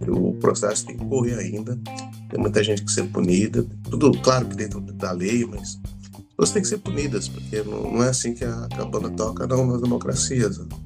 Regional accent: Brazil

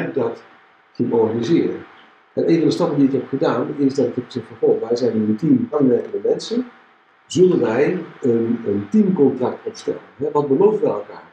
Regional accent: Tilburg, North Brabant, Netherlands; Ik ben 61, ik ben geboren in Tilburg, ik woon in Tilburg

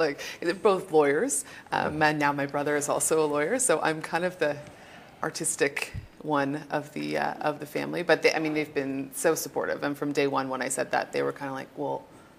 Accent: Toronto, Ontario, Canada; I'm from Toronto. Toronto? Yes, born and raised.

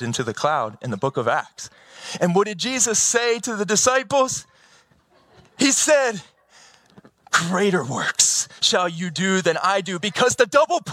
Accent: Baltimore, Maryland, United States; I'm from Baltimore

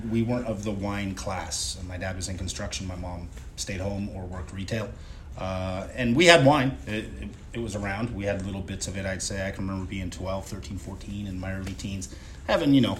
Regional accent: Sonoma, California, United States; from Sonoma. Sonoma, okay. So that's Northern California. It's about twenty uh, ish miles north of, of, San Francisco.

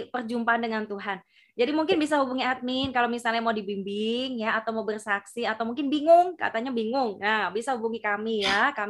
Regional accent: Java, Indonesia; mohon maaf karena kami dari Jawa ya asli Jawa jadi kurang paham juga ya untuk bahasa-bahasa yang ada di luar pulau

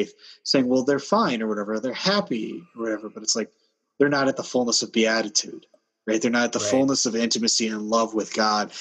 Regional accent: United States; also born or lived in Minnesota; I'm American

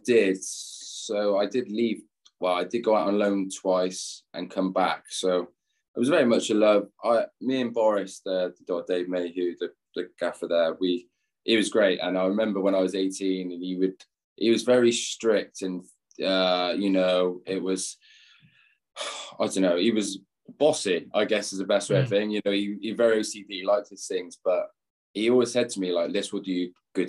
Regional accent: Gloucester, South West England, United Kingdom; moved away as an adult; now in Chicago, United States; I'm from Gloucester too.

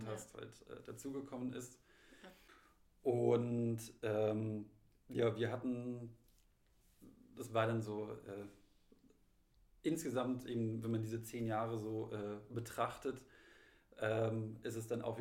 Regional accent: Munich, Bavaria, Germany; also bei, in München, in meiner Heimatstadt, ist ja jetzt mittlerweile auch Maskenpflicht

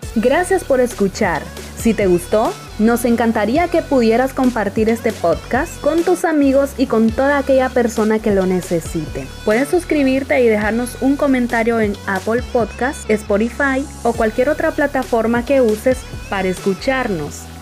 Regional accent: Honduras; mi país Honduras

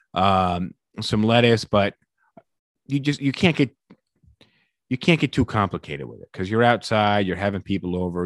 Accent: United States; as an American

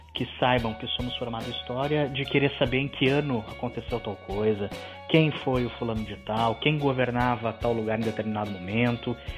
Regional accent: Rio Grande do Sul, Brazil; eu sou do Rio Grande do Sul, dei aula no Rio Grande do Sul

